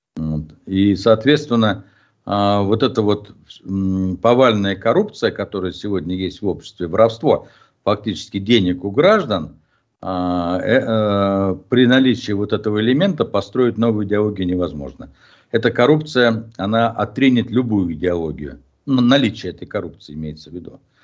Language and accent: Russian; Ufa, Bashkortostan, Russia; я иногда чувствую себя в, в родном городе, ну, мягко скажем, не, эм, в столице Республики Башкортостан